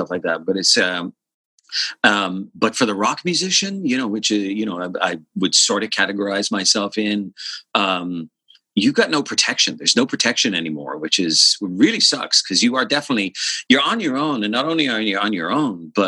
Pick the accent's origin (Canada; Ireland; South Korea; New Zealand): Ireland; Dublin, Leinster; I grew up in Rathfarnham, like Templeogary in Dublin, and lived in the same house my entire childhood